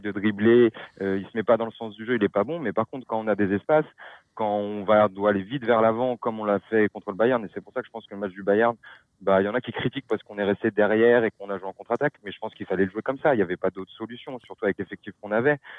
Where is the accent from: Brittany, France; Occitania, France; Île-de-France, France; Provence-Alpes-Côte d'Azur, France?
Île-de-France, France; Paris; je suis parisien